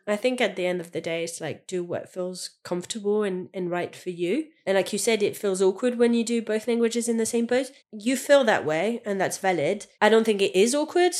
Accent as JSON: {"language": "English", "country": "France", "second_language": "English", "moved": "as an adult", "lives_now": "United Kingdom", "said": "I'm French"}